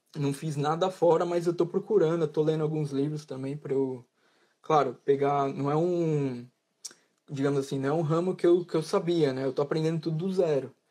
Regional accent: Brazil; moved away as an adult; also born or lived in Italy; now in United Kingdom; eu, como um bom brasileiro

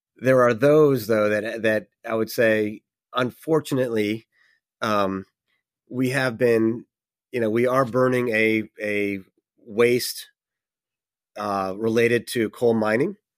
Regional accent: New York, United States; my home state of New York

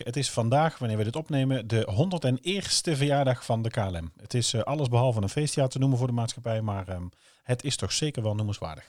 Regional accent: North Brabant, Netherlands; now in Oosterhout, Netherlands; wij natuurlijk eh, gewoon eh, van beneden de, beneden de rivieren zijn.

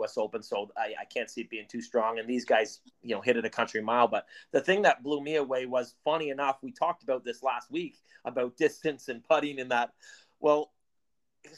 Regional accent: Canada; we're Canadian

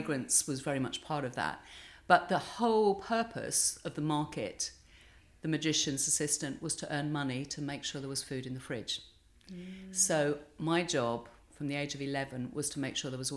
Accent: Bexleyheath, London, United Kingdom; I grew up in a council estate, two up, two down, in Bexley Heath in Kent

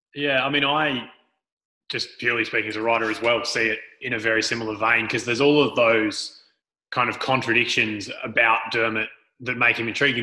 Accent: Frankston, Victoria, Australia; we were born and raised in Frankston

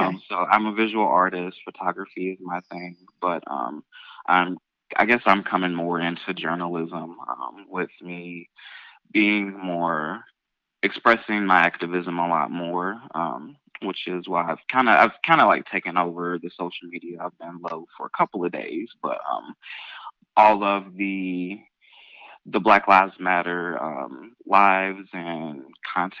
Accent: Louisville, Kentucky, United States; I'm born and raised here, and I have been here all 26 years of my life.

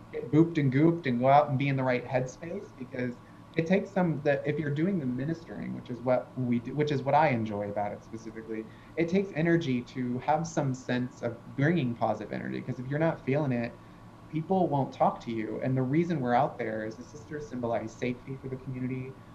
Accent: Appalachia, United States; I am Appalachian white trash at my very core.

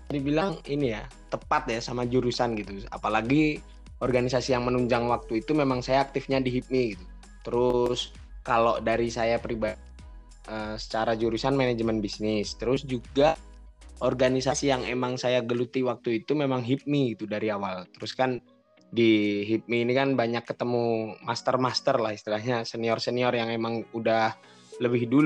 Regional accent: Surakarta, Central Java, Indonesia; Terus untuk asal saya dari Solo Jawa Tengah.

